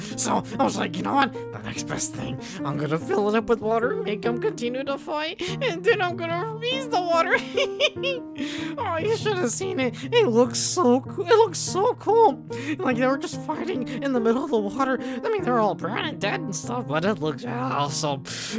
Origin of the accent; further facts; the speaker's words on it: Mississippi, United States; I didn't want to leave Mississippi because that was my home state. Why the hell would I want to leave my home state? It's where I grew up.